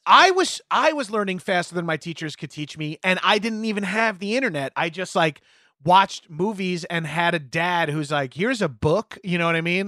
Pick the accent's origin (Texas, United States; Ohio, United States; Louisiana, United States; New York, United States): New York, United States; Long Island; we had Alacal Cruz Surf Shop in my hometown on Long Island